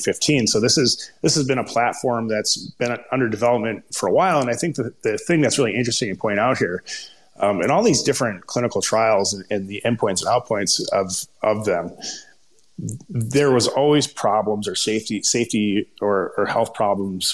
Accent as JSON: {"language": "English", "region": "Minnesota", "country": "United States", "accent": "Minnesota", "said": "my terrible Minnesota accent"}